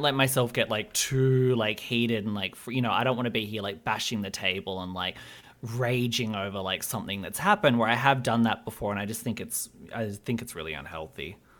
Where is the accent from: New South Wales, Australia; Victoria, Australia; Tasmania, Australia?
New South Wales, Australia; Albury; also born or lived in Sydney; I grew up in, like, a small town called Albury